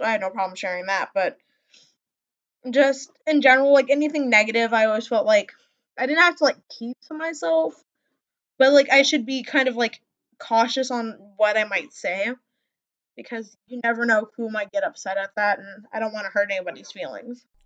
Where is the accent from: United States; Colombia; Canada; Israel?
United States; Wisconsin; accent: Midwestern; also born or lived in Montana; I was born up in Montana, and then I was raised in in Wisconsin, which is like the Midwest